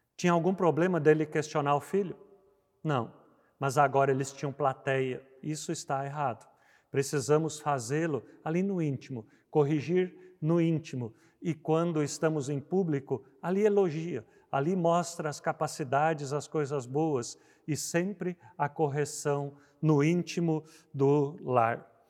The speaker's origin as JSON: {"language": "Portuguese", "region": "Rio Grande do Sul", "country": "Brazil", "tie": "born or raised there", "said": "no Rio Grande do Sul, onde eu cresci"}